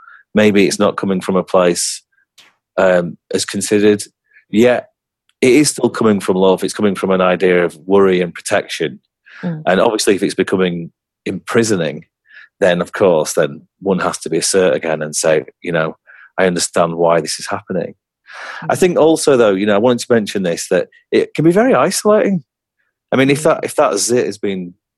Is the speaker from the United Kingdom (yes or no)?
yes; England, United Kingdom; I'm from England